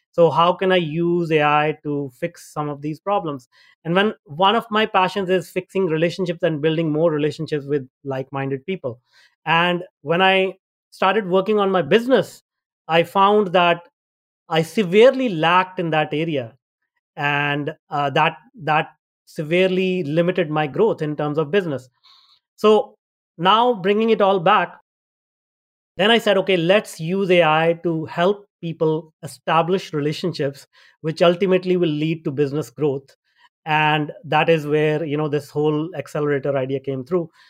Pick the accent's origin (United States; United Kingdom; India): India; moved away as an adult; also born or lived in North America; I grew up in India and, uh, I had a tough life back in India